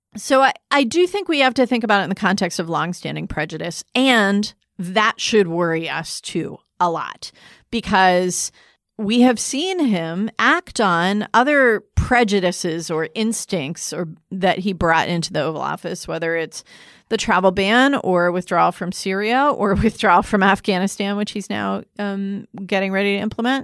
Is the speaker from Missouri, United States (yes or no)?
no; Michigan, United States; moved away; my home state